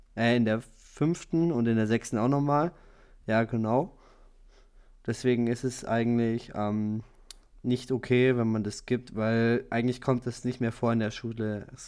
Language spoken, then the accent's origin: German; Germany; wir als Deutsche